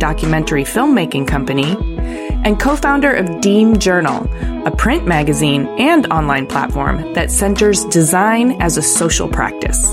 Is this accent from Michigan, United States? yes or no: yes; Ypsilanti, Michigan, United States; I'm a Midwestern kid, too. I grew up in Ypsilanti, yeah. Michigan.